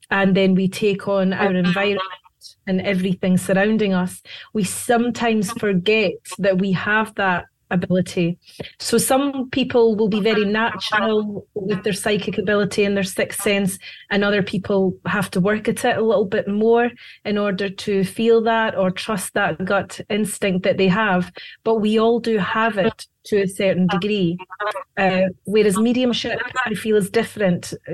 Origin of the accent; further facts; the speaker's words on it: Scotland, United Kingdom; now in United States; Yes, I am. Yes, as you can hear by my accent.